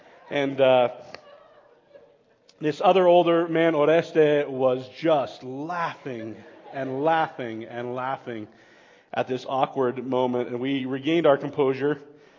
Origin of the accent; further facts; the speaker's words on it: Bolivia; Personal space didn't exist when I grew up in Bolivia.